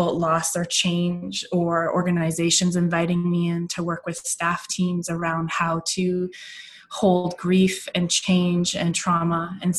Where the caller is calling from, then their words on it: Victoria, British Columbia, Canada; I'm calling in from Victoria, British Columbia, the west coast of Canada, and I'm on the unceded ancestral lands of the Coast Salish peoples, the Songhees and the Esquimalt and the Kosanich First Nations.